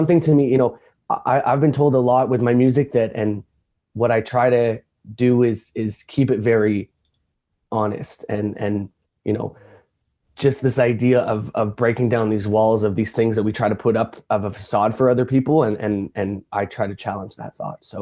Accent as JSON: {"language": "English", "town": "Toronto", "region": "Ontario", "country": "Canada", "said": "I am a artist from Toronto, Canada"}